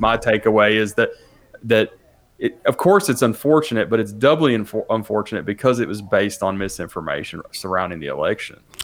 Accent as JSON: {"language": "English", "town": "Nashville", "region": "Tennessee", "country": "United States", "tie": "born or raised there", "said": "I'm a city kid. I grew up in Nashville"}